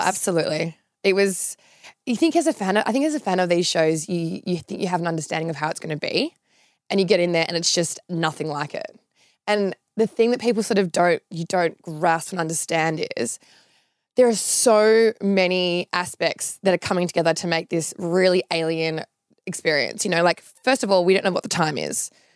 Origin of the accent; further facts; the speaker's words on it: Sydney, New South Wales, Australia; moved away as an adult; now in Melbourne, Australia; from Sydney originally. Grew up, um, in, like, an, a suburb near Lane Cove called Gladesville.